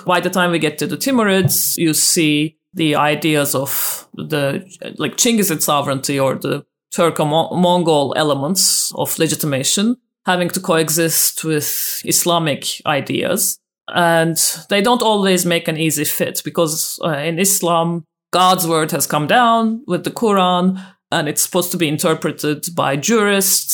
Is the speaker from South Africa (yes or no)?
no; Turkey; I grew up in Turkey myself